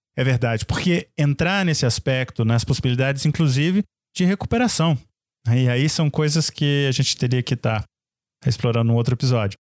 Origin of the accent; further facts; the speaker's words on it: Brazil; como nós dizemos no Brasil